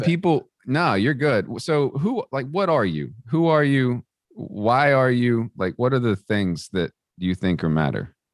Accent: Texas, United States; the community I grew up in Texas

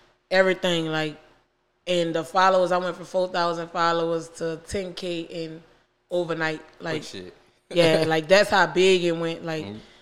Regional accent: New Orleans, Louisiana, United States; I was really raised in the 17th

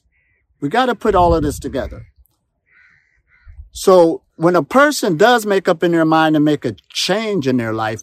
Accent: Ohio, United States; moved away; also born or lived in Pittsburgh, Pennsylvania; I'm from Ohio, USA.

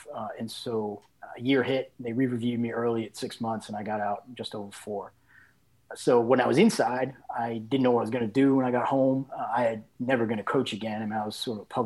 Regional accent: East Coast, United States; moved away; I grew up on the East Coast

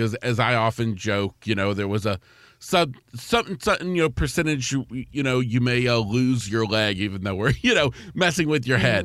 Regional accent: East Central Florida, United States; grew up in, uh, East Central Florida

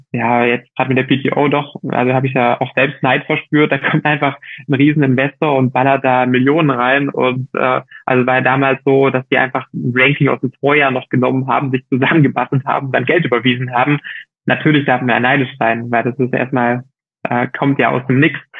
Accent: Germany; moved away as an adult; now in Girona, Spain; für mich als Deutscher

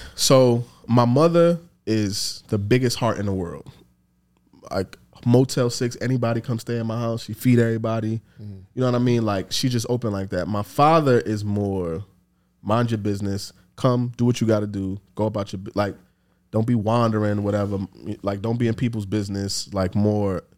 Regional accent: New York City, New York, United States; growing up in the Bronx, in the time that I grew up

